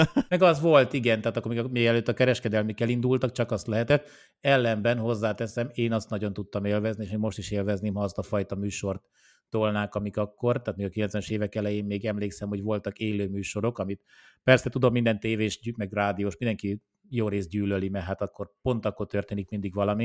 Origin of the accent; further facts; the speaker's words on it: Oradea, Bihor County, Romania; now in Hungary; én Romániában nőttem fel, tehát én nem, nem itt születtem, hanem Romániában Nagyváradon ö, születtem